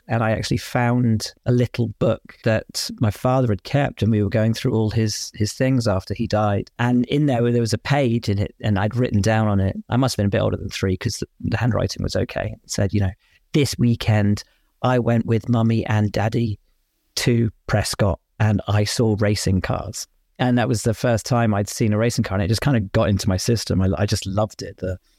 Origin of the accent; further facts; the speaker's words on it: Cheltenham, South West England, United Kingdom; also born or lived in Portsmouth / Worcestershire; I grew up in Cheltenham, and then we moved to Worcestershire, which was kind of where my real conscious memories of my life sort of began.